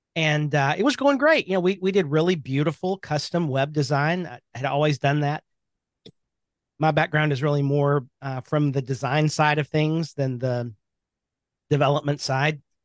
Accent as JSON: {"language": "English", "town": "Birmingham", "region": "Alabama", "country": "United States", "tie": "born or raised there", "said": "I am from Birmingham, Alabama. That is home."}